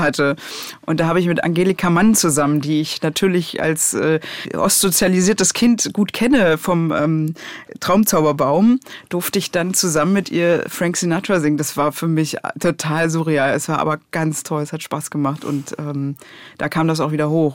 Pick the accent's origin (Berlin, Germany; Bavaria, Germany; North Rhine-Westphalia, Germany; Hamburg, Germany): Berlin, Germany; also born or lived in Leipzig; ich komme ja aus Pankow und bis zu einem gewissen Alter bin ich auch nicht aus Pankow rausgekommen